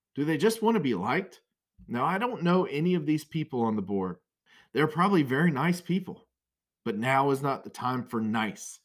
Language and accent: English; Brunswick County, North Carolina, United States; I grew up in Brunswick County